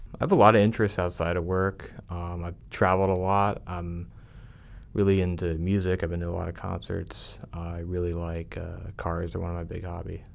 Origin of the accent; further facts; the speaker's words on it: Pennsylvania, United States; moved away as an adult; also born or lived in Tampa, Florida; now in Dallas, United States; I'm originally from Pennsylvania